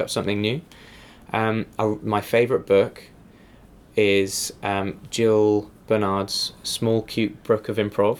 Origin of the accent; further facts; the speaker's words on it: England, United Kingdom; moved away; as an English person in America